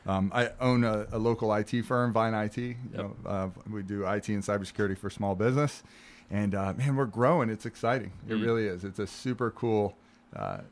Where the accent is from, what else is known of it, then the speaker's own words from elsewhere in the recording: St. Petersburg, Florida, United States; I'm born and raised in St. Pete. You know, I'm a local guy